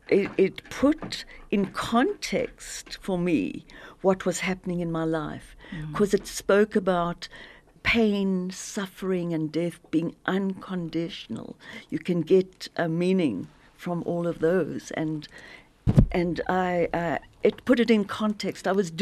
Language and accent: English; Zimbabwe; moved away; I grew up in Zim